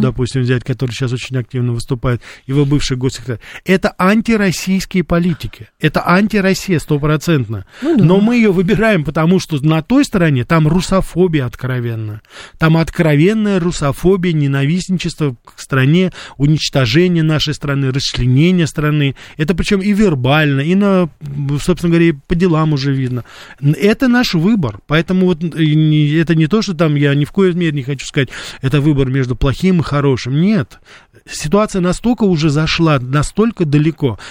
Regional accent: Russia; я журналист из России

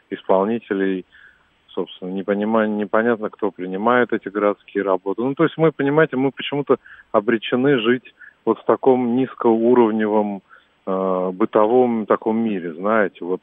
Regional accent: Moscow, Russia; Э, я москвич, э, меня раздражает все в мигрантах.

